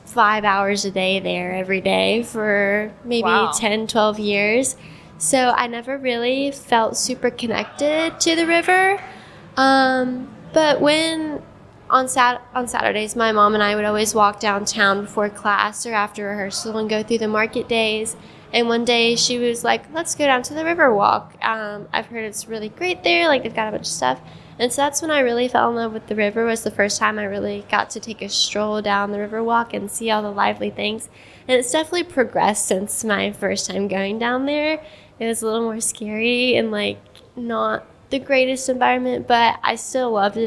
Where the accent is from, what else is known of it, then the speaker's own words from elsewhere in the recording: Columbus, Georgia, United States; I grew up not super close to the river. I grew up coming downtown every couple of days